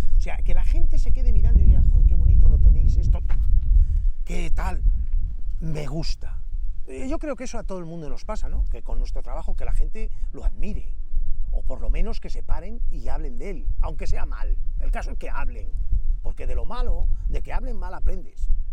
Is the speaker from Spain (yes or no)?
yes; Astorga, Castile and León, Spain; yo me crié aquí me crié aquí porque vivía en San Andrés